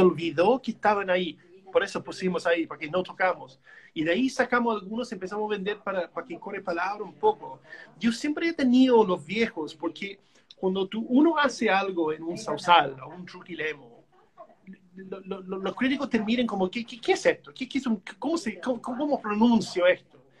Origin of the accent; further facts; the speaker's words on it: Canada; Spanish is a second language; moved away as an adult; now in Chile; yo como canadiense yo pienso así, ¿no? Yo soy de país chico al lado del monstruo